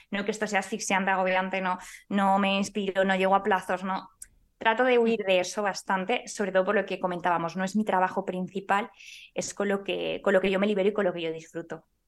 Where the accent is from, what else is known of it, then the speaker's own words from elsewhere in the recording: Valladolid, Castile and León, Spain; Yo soy de Valladolid